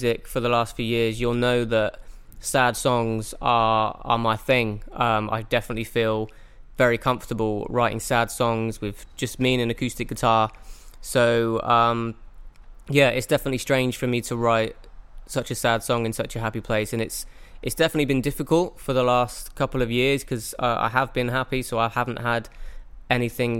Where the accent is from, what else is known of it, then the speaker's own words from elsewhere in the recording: Oxford, South East England, United Kingdom; now in Gold Coast, Australia; I am originally from Oxford in England, but I'm currently living in Australia on the Gold Coast in Queensland